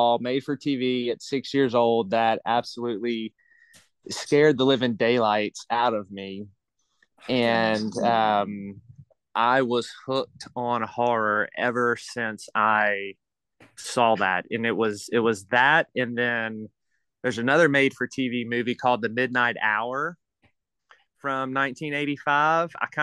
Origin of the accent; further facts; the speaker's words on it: Baton Rouge, Louisiana, United States; I live in South Louisiana, around the Baton Rouge area